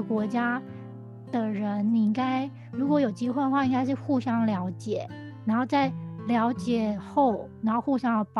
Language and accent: Chinese; Taiwan; 我觉得真的还蛮值得我们台湾人也可以去看看这个这个角度的东西